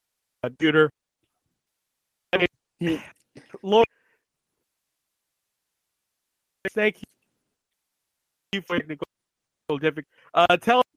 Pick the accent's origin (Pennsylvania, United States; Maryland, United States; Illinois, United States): Pennsylvania, United States; Pittsburgh; I'm born and raised in Pittsburgh. I've known other places. I've been to other places, but not often, though.